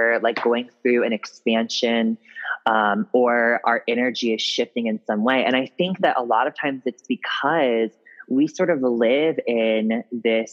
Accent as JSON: {"language": "English", "town": "Ripley", "region": "Ohio", "country": "United States", "also_born_or_lived": "Cincinnati, Ohio", "said": "I'm from a little town called Ripley, Ohio, which is like actually a really historical town"}